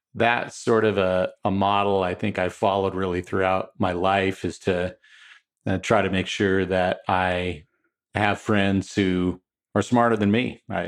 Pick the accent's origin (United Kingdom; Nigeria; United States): United States; Wenatchee, Washington; also born or lived in Saint Paul, Minnesota / Texas / California / Seattle area; we made a life in a small town in Washington State, uh, right on the Columbia River